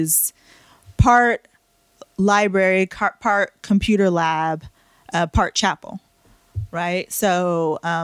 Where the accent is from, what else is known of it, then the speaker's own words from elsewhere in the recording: Bay Area, California, United States; also born or lived in Virginia Beach / Fairfield; I'm from the Bay Area, but I was deployed out in Virginia Beach